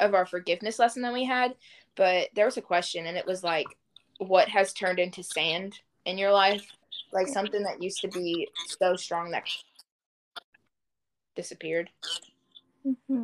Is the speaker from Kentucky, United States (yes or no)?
yes; Louisville, Kentucky, United States; I am born and raised in Louisville, Kentucky